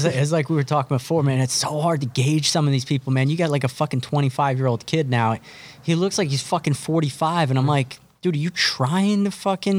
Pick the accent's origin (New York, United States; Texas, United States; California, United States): New York, United States; I grew up in New York.